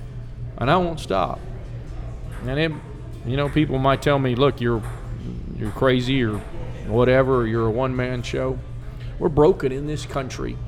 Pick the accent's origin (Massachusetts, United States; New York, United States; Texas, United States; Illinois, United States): Texas, United States; I was born and raised here